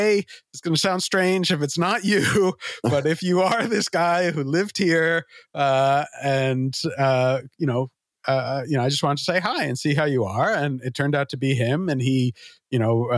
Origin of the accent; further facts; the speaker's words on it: New York, United States; I grew up in New York